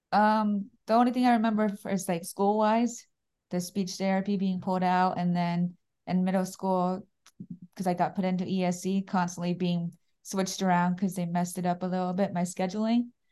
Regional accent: Daytona Beach, Florida, United States; I'm from Daytona Beach, Florida.

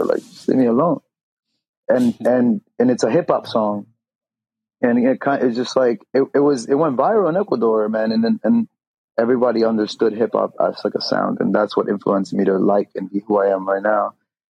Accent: Jackson Heights, New York, United States; also born or lived in East Elmhurst, United States; Elmhurst Queen, Elmhurst kid. East Elmhurst, the hell Elmhurst, you know what I'm saying? Gotcha. And I grew up in Jackson Heights and East Elmhurst. Shout out to everybody from out there, man.

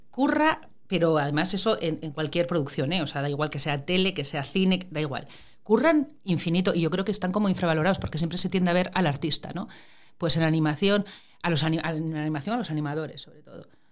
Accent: Gijón, Asturias, Spain; moved away as an adult; also born or lived in La Riera, Asturias / Madrid; mi familia materna es de Gijón. Yo fui al cual en Gijón y eso, pero yo todos los fines de semana, puentes, vacaciones y tal, iba para la Riera. Y es curioso porque todos los recuerdos que tengo de pequeña, la mayor parte de ellos son de la Riera

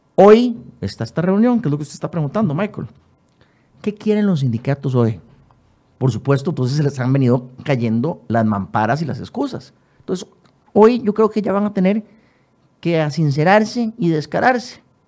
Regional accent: Costa Rica; como costarricense

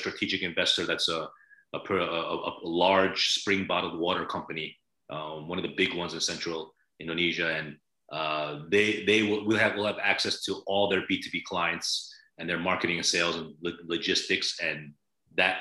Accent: United States; Korean-American, born and raised in the States, ethnically Korean. My parents are from Korea.

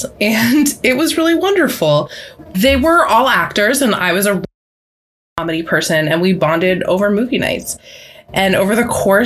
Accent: Cambridge, Massachusetts, United States; I grew up in Boston. Well, I grew up in Cambridge

